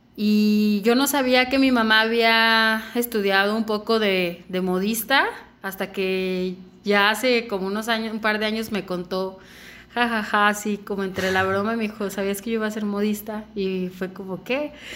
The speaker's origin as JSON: {"language": "Spanish", "country": "Mexico", "said": "soy mexicana, me encanta ser mexicana"}